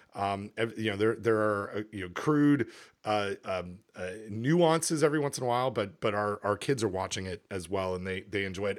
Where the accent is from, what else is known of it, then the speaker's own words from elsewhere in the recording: Canada; moved away; I'm from Canada